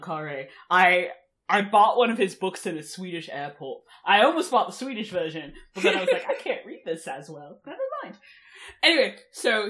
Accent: Germany; moved away; I come from Germany, the richest nation in Europe.

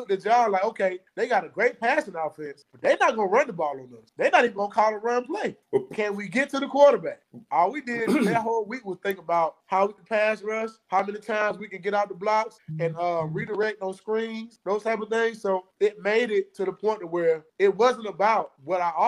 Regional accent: Georgia, United States; I'm from Georgia

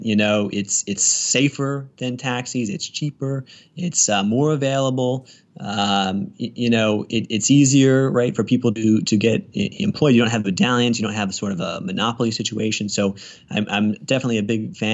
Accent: Northern Virginia, United States; moved away as an adult; now in Richmond, United States; I'm from Northern Virginia. I just moved down to the Richmond area about a year and a half ago

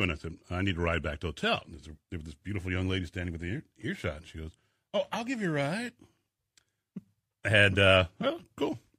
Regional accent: Inglewood, California, United States; moved away; we came here from uh, Inglewood, California, in the uh, early seventies, and uh, I love it here.

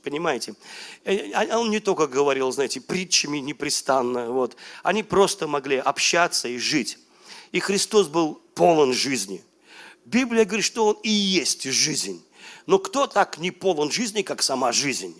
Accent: Velikiye Luki, Pskov Oblast, Russia; moved away; я был у себя на малой родине, в Великих Луках

